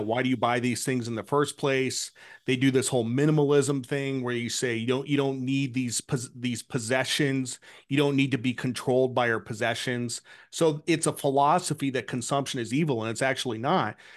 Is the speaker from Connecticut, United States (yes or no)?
yes; Connecticut, United States; I grew up in New England, I grew up in Connecticut